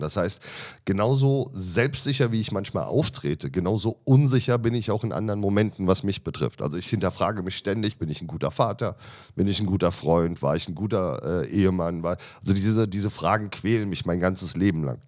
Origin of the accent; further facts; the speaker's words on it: Michelstadt, Hesse, Germany; moved away as an adult; now in Berlin, Germany; Also ich komme aus einem kleinen Dorf, würde ich es jetzt nicht nennen. Das ist eine ja. kleine Stadt im Odenwald